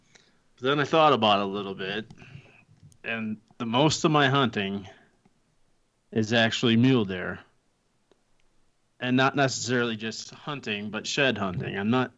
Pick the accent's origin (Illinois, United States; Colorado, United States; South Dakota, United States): South Dakota, United States; now in Wyoming, United States; I grew up in South Dakota. I grew up hunting mule deer and antelope, but I moved to Wyoming for the mule deer.